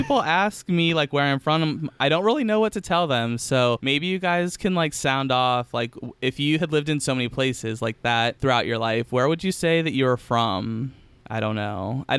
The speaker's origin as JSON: {"language": "English", "town": "Elkhart", "region": "Indiana", "country": "United States", "said": "So I was born in Elkhart, Indiana."}